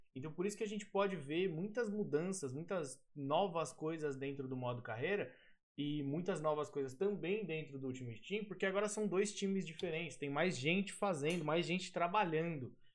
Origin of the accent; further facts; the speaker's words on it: Guarulhos, São Paulo, Brazil; eu sou de Guarulhos